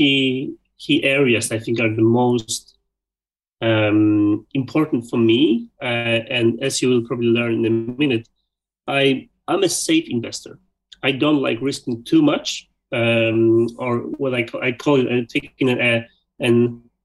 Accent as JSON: {"language": "English", "country": "Poland", "also_born_or_lived": "Sweden / Belgium", "moved": "as an adult", "said": "10 years ago, I moved out from Poland, I moved to Sweden"}